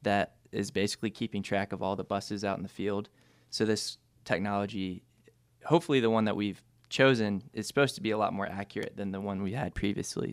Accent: Greensboro, North Carolina, United States; came back home. This is where I was born and raised

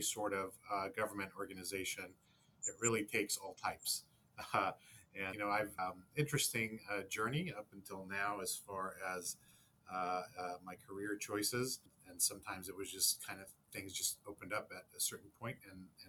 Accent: Los Angeles, California, United States; moved away as an adult; now in Hong Kong; I grew up in Los Angeles, and I grew up in a place called Monterey Park / Alhambra

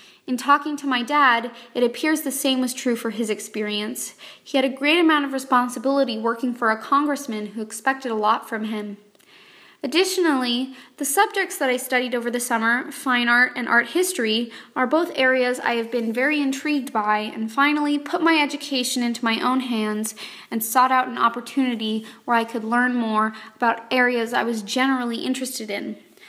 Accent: Los Angeles, California, United States; I was between my sophomore and junior years in high school, and I grew up in Los Angeles, California.

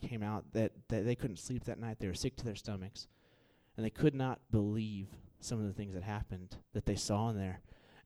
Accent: Houston, Texas, United States; moved away; I'm from Houston

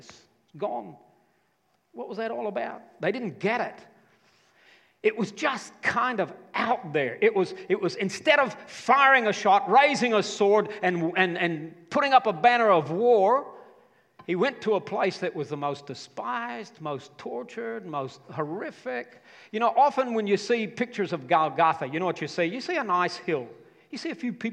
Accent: United States; in my home state

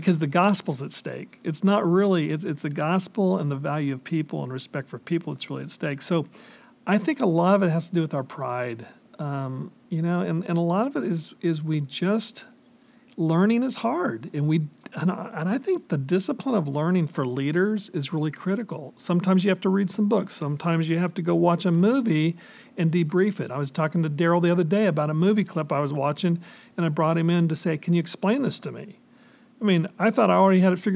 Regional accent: California, United States; I grew up in California, grew up primarily the Mexican American side of town, and went to a Mexican American church

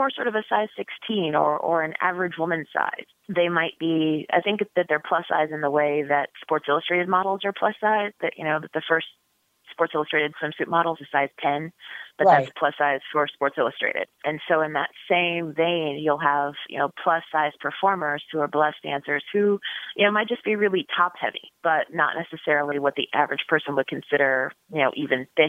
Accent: Topeka, Kansas, United States; now in Chicago, United States; my hometown in Topeka, Kansas

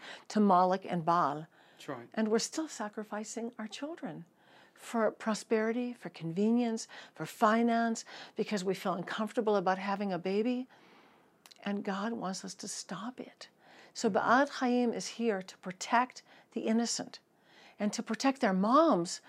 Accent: United States; accent: American; moved away as an adult; now in Israel; my American accent because I moved here when I graduated college. In 1979, I moved to Israel

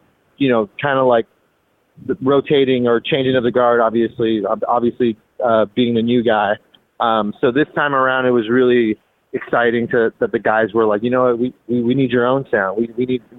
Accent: Los Angeles, California, United States; moved away; I was in LA, so I mean, I was in my hometown where I grew up

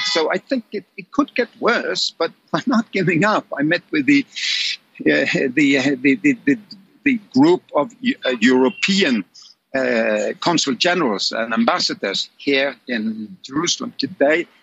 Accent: Oslo, Norway; my hometown of Oslo in Norway

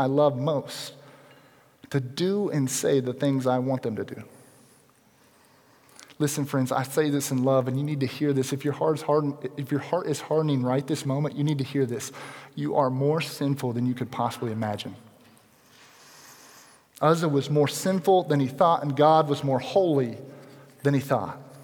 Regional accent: United States; as American Christians, modern Christians

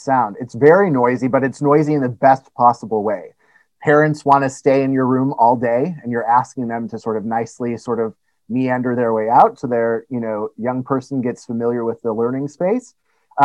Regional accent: Indiana, United States; moved away as an adult; also born or lived in Denver, Colorado / East Lansing, Michigan; I'm originally from Indiana

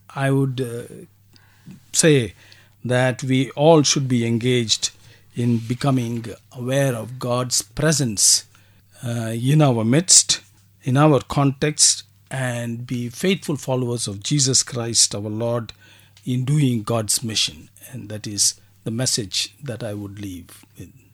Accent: Kolar Gold Fields, Karnataka, India; also born or lived in Bangalore, India; I was born and brought up in uh, Kolar Gold Fields

